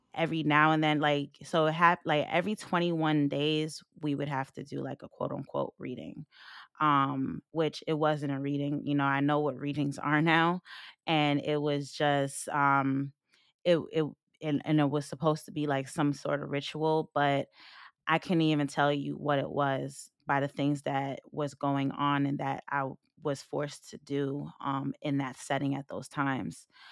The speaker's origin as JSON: {"language": "English", "area": "Long Island", "region": "New York", "country": "United States", "also_born_or_lived": "Philadelphia", "moved": "yes", "said": "I come from Long Island, very racist neighborhood"}